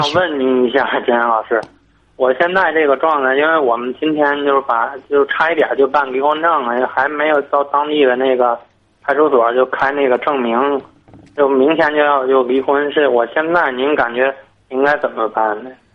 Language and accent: Chinese; Tangshan, Hebei, China; 我是唐山的